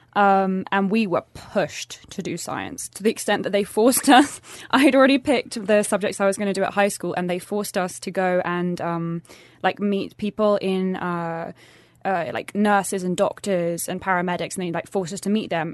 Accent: England, United Kingdom; now in Sweden; growing up in England, uh, as a girl

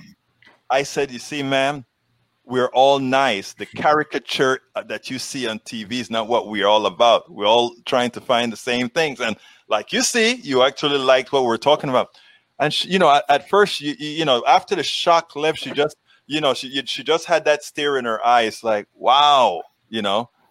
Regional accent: Panama; moved away; I'm from Panama in, and I lived among, uh, you know, Americans. There are a lot of Americans in Panama and the Canal Zone

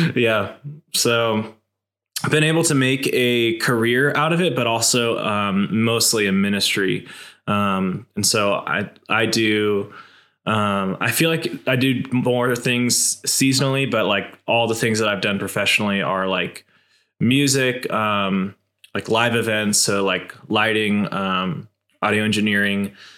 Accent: Boise, Idaho, United States; I've been born and raised in Boise, Idaho

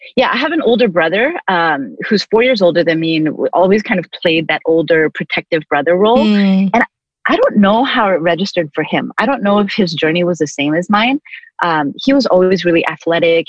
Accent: Vancouver, British Columbia, Canada; also born or lived in Toronto, Canada; now in Long Beach, United States; lived in Toronto until I was six, moved to Vancouver

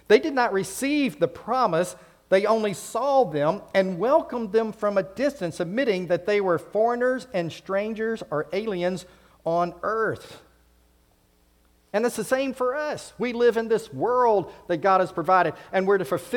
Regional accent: United States; that passport was stamped with my home country. It said USA

